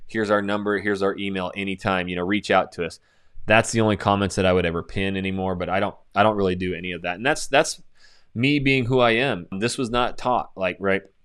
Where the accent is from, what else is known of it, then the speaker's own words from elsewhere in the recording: Coeur d'Alene, Idaho, United States; moved away as an adult; now in Houston, United States; my hometown of Coeur d'Alene, Idaho